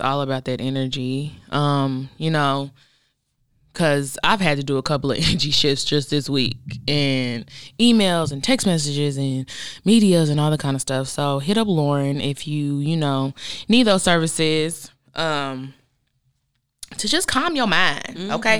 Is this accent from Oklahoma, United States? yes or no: yes; Oklahoma, United States; moved away; we grew up in Oklahoma together, then she moved to Dallas, I moved here